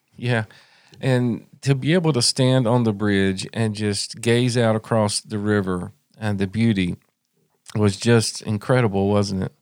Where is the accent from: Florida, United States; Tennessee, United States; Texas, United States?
Tennessee, United States; Tri-Cities area, East; We're not from Townsend. We're from, on up in East Tennessee in the Tri-Cities area